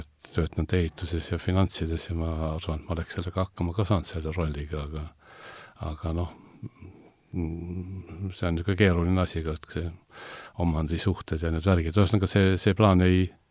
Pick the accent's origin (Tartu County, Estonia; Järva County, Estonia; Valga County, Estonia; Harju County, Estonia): Harju County, Estonia; Tallinn; ma olen ise sealtkandist pärit